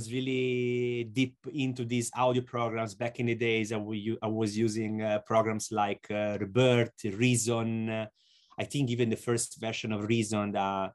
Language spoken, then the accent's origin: English; Lucca, Tuscany, Italy; Lucca, and it's 70 kilometers from Florence. And Florence, let's say, is the biggest city close to my hometown.